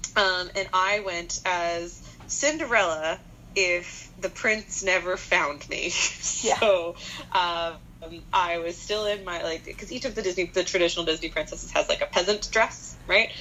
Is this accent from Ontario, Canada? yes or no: no; Winnipeg, Manitoba, Canada; growing up in Winnipeg, you're guaranteed, absolutely 100% guaranteed, it will snow on Halloween